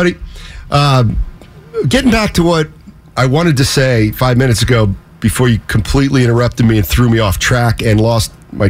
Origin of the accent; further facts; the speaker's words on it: Philadelphia, Pennsylvania, United States; moved away; And I'm from Philly.